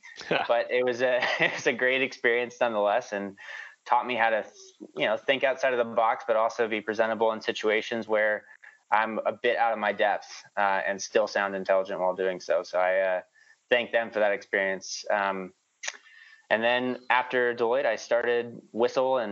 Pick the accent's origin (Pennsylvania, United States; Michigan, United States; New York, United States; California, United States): New York, United States; also born or lived in Indiana; we lived in Indiana until I was 9 years old. After I turned 9, we basically picked up and moved to New York